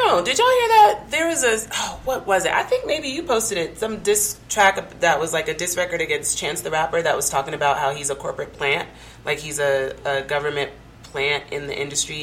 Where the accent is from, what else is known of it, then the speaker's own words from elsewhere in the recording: Denver, Colorado, United States; also born or lived in New Mexico; now in Albuquerque, United States; I'm originally from Denver, now living in New Mexico